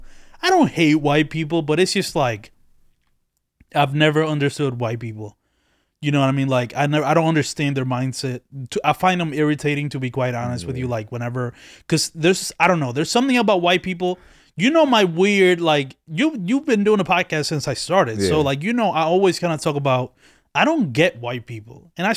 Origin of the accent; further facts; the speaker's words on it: Dominican Republic; since I come from another country, right? Yeah. I was born in the Dominican Republic.